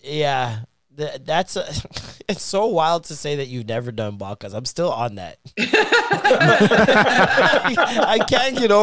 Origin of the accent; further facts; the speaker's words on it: Jamaica; I'm just a Jamaican man